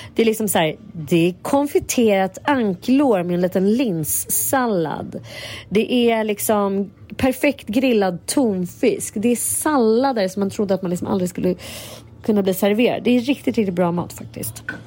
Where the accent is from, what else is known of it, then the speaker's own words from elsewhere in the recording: Sweden; vi är liksom, fan svenskar